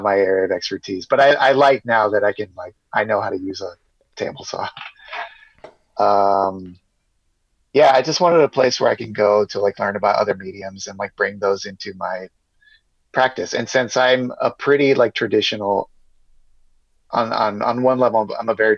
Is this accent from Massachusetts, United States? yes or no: no; San Diego, California, United States; also born or lived in New York; San Diego's basically my hometown. I've lived here my whole life.